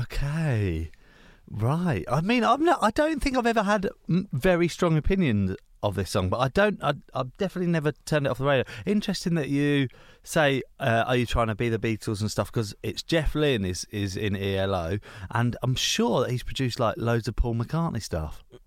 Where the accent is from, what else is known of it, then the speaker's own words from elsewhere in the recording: Hertfordshire, East of England, United Kingdom; I'm from a s, quite a small town